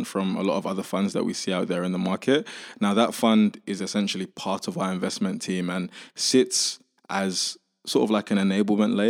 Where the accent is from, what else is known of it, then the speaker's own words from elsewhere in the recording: London, United Kingdom; also born or lived in Nigeria / Indonesia; I grew up in East London.